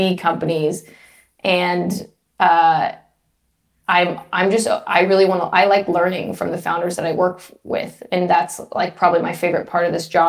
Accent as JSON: {"language": "English", "town": "Los Angeles", "region": "California", "country": "United States", "tie": "born or raised there", "moved": "as an adult", "said": "I'm from Los Angeles"}